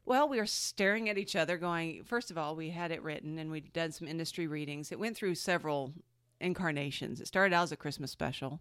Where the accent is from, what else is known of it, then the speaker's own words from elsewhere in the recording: Georgia, United States; moved away as an adult; also born or lived in Los Angeles / Seattle; I grew up in Georgia